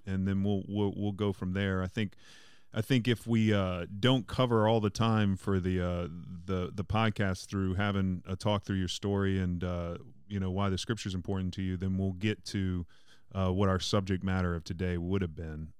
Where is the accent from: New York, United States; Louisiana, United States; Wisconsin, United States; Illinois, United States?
Louisiana, United States; Mandeville; I'm from Mandeville